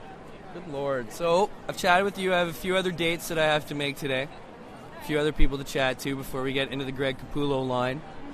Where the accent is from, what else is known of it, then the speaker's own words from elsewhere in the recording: St. Catharines, Mississauga, Ontario, Canada; I had one when I was nine. We moved from St. Catharines to Mississauga